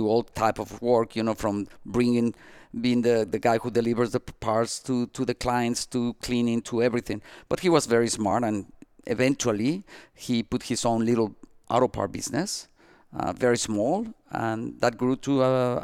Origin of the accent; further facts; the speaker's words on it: Mexico; also born or lived in Asturias, Spain (ancestry); now in Miami, United States; we were born in Mexico.